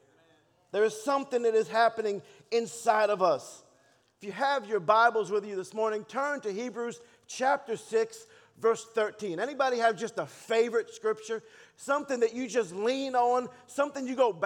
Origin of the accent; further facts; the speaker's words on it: Baltimore, Maryland, United States; also born or lived in Dallas, United States; now in Texas, United States; I was born and raised in Baltimore